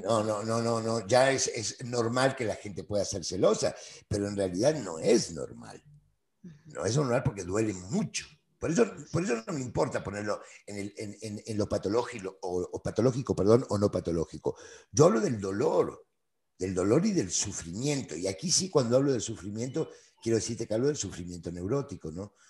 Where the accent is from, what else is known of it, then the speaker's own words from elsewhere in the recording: Buenos Aires, Argentina; moved away as an adult; also born or lived in Spain; now in Mexico; yo nací, nací hace algunos años, digo, en, Buenos Aires, Argentina